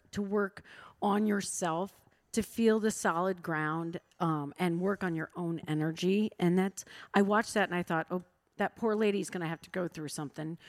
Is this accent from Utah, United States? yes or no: no; Iowa, United States; now in Washington, D.C., United States; I'm from Iowa